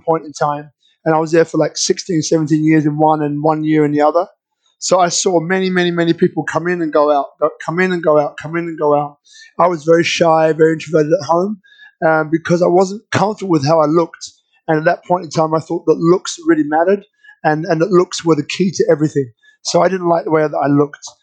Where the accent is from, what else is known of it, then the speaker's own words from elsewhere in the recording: London, United Kingdom; I was born in London.